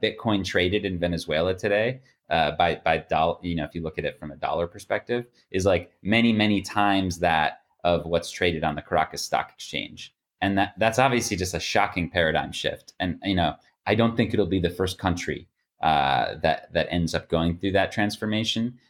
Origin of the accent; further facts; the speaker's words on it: United States; being an American